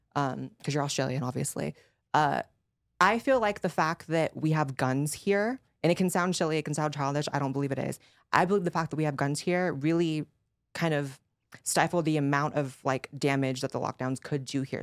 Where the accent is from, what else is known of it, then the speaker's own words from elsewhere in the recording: United States; as an American